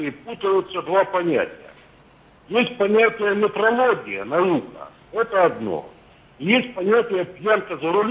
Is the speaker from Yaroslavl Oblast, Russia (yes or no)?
yes; Yaroslavl, Yaroslavl Oblast, Russia; Э, я из Ярославля.